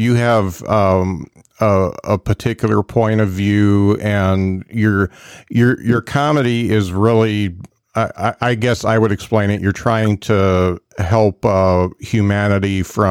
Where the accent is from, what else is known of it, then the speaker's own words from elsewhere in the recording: South Bend, Indiana, United States; my hometown club, The Drop, in South Bend